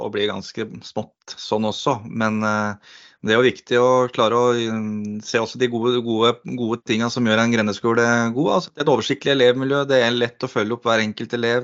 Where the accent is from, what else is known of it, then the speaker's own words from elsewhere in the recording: Eggedal, Buskerud, Norway; Eggedal skole som jeg gikk på der jeg vokste opp